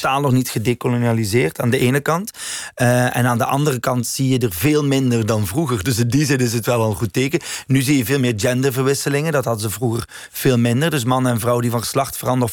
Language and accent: Dutch; West Flanders, Belgium; moved away; also born or lived in Leuven; West-Vlaanderen waar ik vandaan kom